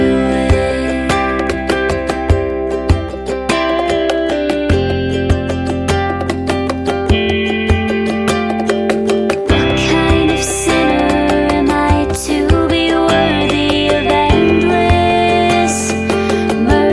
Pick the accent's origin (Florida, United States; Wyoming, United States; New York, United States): Florida, United States; Lake Wales; my hometown of Lake Wales, Florida